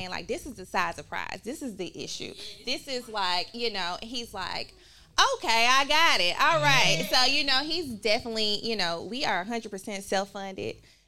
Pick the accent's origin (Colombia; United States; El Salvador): United States; Memphis, Tennessee; moved away as an adult; also born or lived in Tallahassee, Florida / Cincinnati, Ohio / New York; I'm born and raised in Memphis